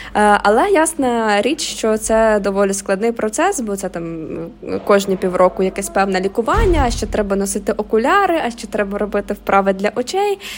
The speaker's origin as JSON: {"language": "Ukrainian", "town": "Mykolaiv", "region": "Mykolaiv Oblast", "country": "Ukraine", "said": "Я сама з Миколаєва"}